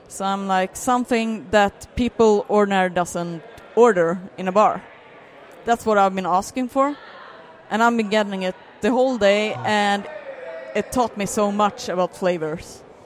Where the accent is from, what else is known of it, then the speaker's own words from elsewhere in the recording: Landvetter, Västra Götaland, Sweden; I grew up in Landvetter